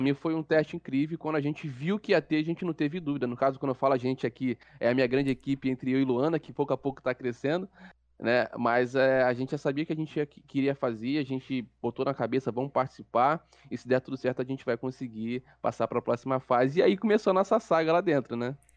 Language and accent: Portuguese; Duque de Caxias, Rio de Janeiro, Brazil; sou morador de Duque de Caxias, Rio de Janeiro